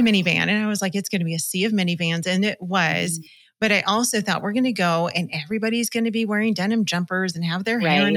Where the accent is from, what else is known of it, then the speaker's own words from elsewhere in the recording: Los Angeles, California, United States; We're from Los Angeles, so we were in LA County